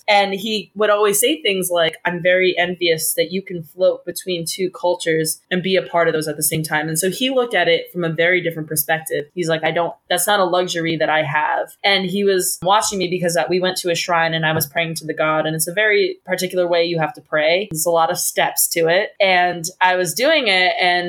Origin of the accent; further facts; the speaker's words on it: Iowa, United States; born there; also born or lived in Arkansas / Providence, Rhode Island; I moved around a lot when I was younger. So I was born in Iowa, and then we lived in Arkansas, and then we lived in Providence, Rhode Island.